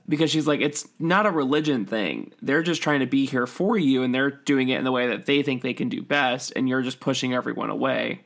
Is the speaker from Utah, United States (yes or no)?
yes; Utah, United States; growing up in Utah